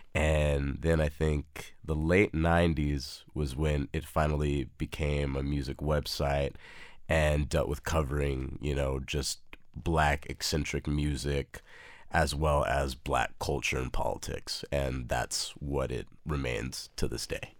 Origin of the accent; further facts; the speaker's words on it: El Paso, Texas, United States; moved away as an adult; also born or lived in Austin, Texas; now in Brooklyn, New York, United States; Born and raised in El Paso, Texas, lived there for eighteen years of my life, and then moved up here to Austin for U T Austin